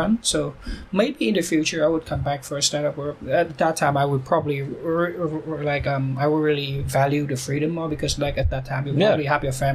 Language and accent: English; Vietnam; now in South Korea